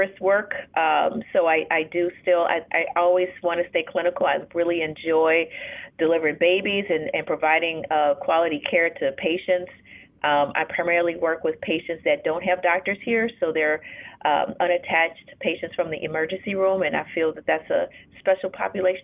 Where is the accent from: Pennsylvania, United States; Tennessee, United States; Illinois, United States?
Illinois, United States; Chicago; also born or lived in New Orleans, Louisiana; I am a native Chicagoan. So I'm from Chicago